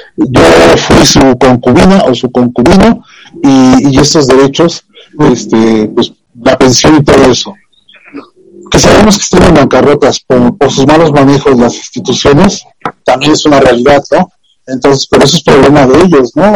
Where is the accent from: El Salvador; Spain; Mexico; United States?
Mexico